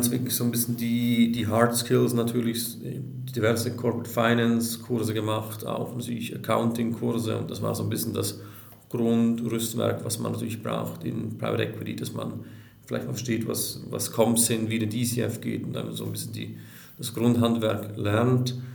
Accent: Switzerland; bin Schweizer

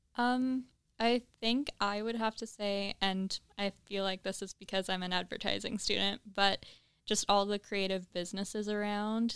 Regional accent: Trenton, Ontario, Canada; moved away as an adult; now in Kingston, Canada; I'm from Trenton.

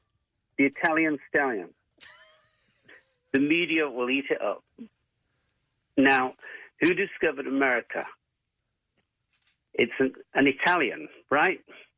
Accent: Manchester, North West England, United Kingdom; moved away as an adult; now in Philadelphia, United States; I'm from Manchester.

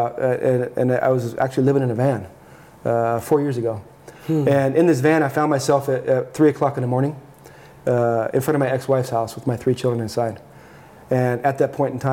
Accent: Southern California, United States; now in Arizona, United States; I grew up in Southern California

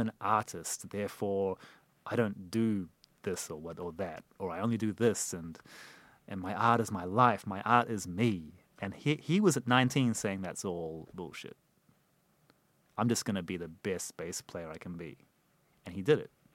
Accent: New Zealand; moved away; we grew up together in New Zealand

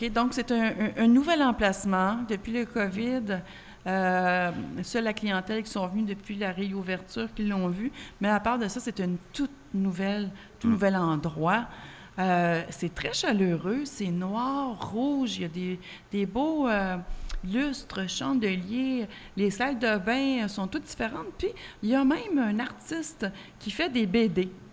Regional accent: Quebec, Canada; En tant que Québécoise

